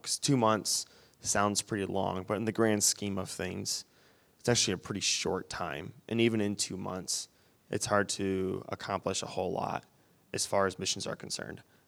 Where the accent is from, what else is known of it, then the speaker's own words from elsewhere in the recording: Wyoming, Michigan, United States; where I grew up in Wyoming, it's completely different from the west side, and it's twenty minutes from here